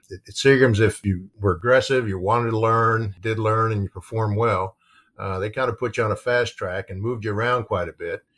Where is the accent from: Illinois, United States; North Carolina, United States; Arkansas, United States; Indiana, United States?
Indiana, United States; New Albany; where I grew up in New Albany, which is the, the, the, city right next to Floyd's Knobs